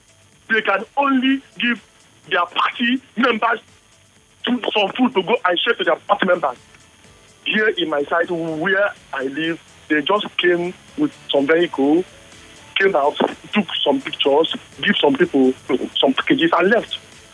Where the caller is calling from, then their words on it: Suva, Central Division, Fiji; from Suva.